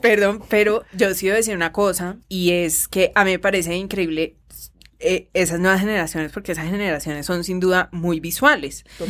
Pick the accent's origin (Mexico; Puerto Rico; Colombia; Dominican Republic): Colombia; mirarnos a nosotros mismos como colombianos